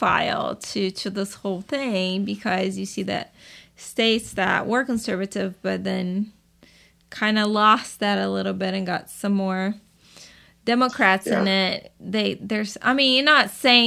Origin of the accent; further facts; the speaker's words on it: Brazil; moved away; I'm from Brazil